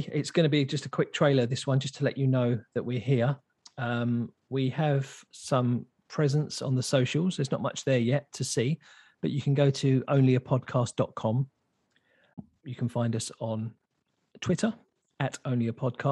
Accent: England, United Kingdom; also born or lived in New Zealand; now in South Island, New Zealand; we're both English, we're both from the beautiful country, England. We both live in New Zealand

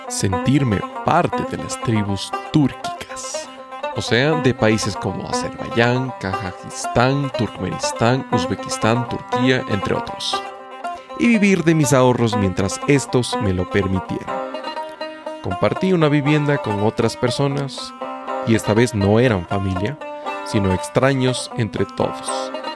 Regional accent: Ecuador; first language Spanish; Yo nací en Ecuador, un país ubicado en América del Sur. Mi idioma natal es castellano o español.

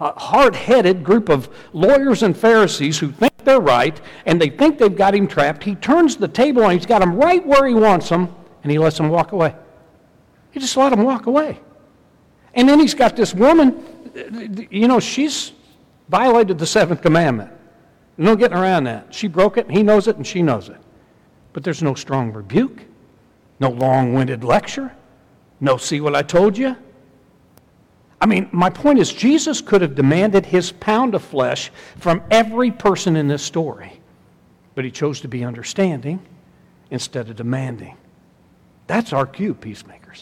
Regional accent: Southern Indiana, United States; I'm from Southern Indiana

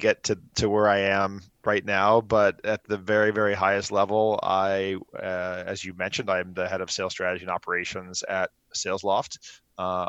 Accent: Miami, Florida, United States; I grew up in Miami, Florida

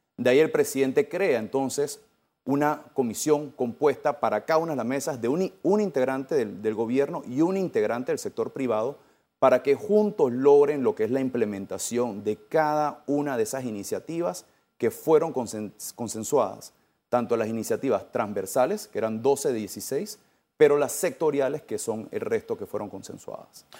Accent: Panama

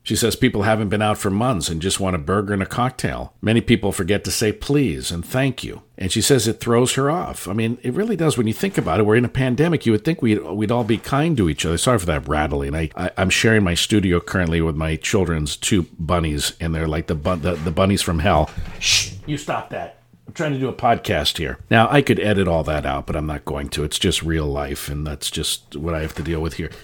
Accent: San Francisco, California, United States; I grew up, born and raised in San Francisco

